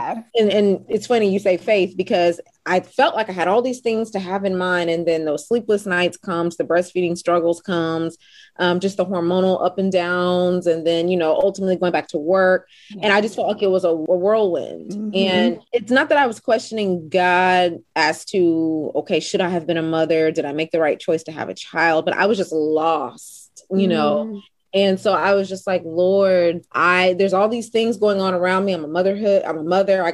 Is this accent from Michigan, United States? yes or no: no; Houston, Texas, United States; Born and bred in Houston, Texas.